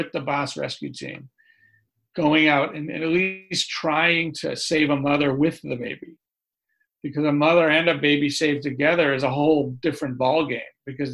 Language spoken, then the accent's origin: English; California, United States; accent: New Yorker; moved away; also born or lived in New York City; I'm from California, but I lived in New York City for the last 20 years